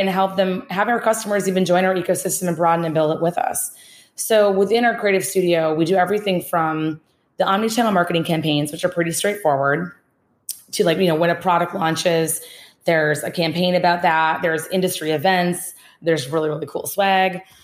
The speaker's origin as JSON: {"language": "English", "region": "Minnesota", "country": "United States", "tie": "born or raised there", "also_born_or_lived": "Boston", "accent": "Midwest", "moved": "as an adult", "said": "being born and raised in Minnesota, uh, two houses down from a farm"}